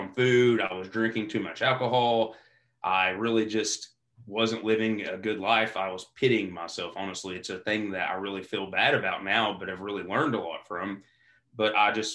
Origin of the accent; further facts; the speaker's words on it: Eastern Kentucky, United States; growing up in Eastern Kentucky